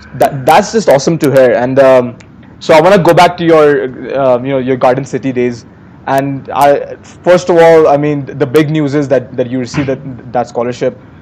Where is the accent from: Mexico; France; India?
India; Uttar Pradesh; the girls from Uttar Pradesh, my home state